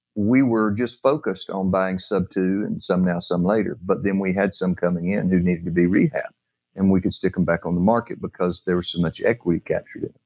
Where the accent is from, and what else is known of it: North Alabama, United States